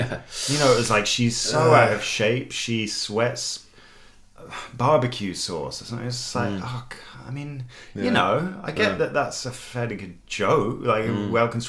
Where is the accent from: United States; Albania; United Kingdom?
United Kingdom; And maybe there's something about my discomfort is something to do with being British.